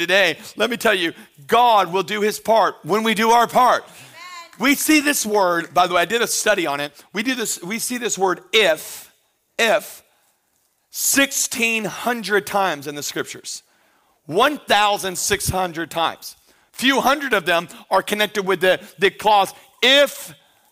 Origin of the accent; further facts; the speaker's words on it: Pensacola, Florida, United States; I grew up in Pensacola in the 90s